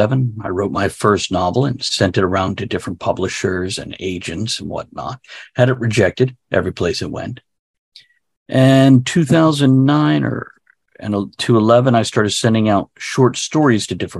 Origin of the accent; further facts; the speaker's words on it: South Florida, United States; now in Central Virginia, United States; I was born in South Florida